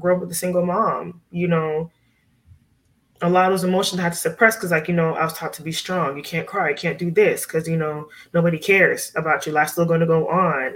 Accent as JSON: {"language": "English", "town": "Miami", "region": "Florida", "country": "United States", "tie": "born or raised there", "said": "growing up in Miami, we were around a lot of Cuban people."}